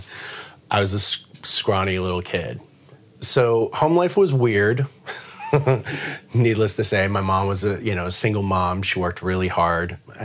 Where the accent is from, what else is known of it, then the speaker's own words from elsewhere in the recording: San Diego, California, United States; moved away; I grew up in San Diego. I was born and raised there.